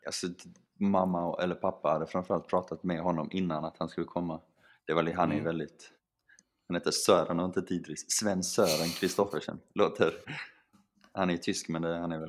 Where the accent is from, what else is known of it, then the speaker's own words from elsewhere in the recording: Sweden; moved away as an adult; som svensk